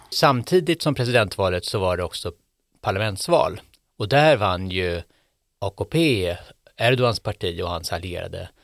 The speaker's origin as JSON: {"language": "Swedish", "country": "Sweden", "said": "jag var från Sverige"}